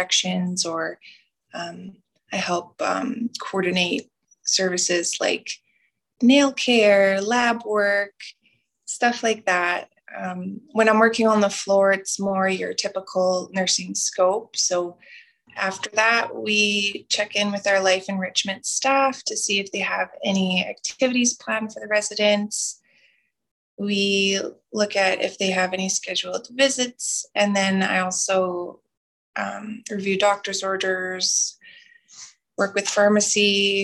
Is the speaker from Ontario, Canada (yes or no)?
no; Muscowpetung First Nation, near Regina, Saskatchewan, Canada; also born or lived in Alberta; now in Wabasca-Desmarais, Canada; I'm from Muskaugan First Nation, and that is in kind of by Regina, Saskatchewan